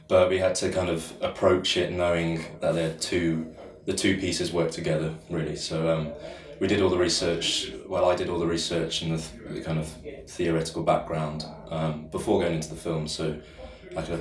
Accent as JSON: {"language": "English", "town": "Falmouth", "region": "South West England", "country": "United Kingdom", "moved": "yes", "said": "didn't know where I belonged, didn't know, you know, I missed Falmouth, missed home"}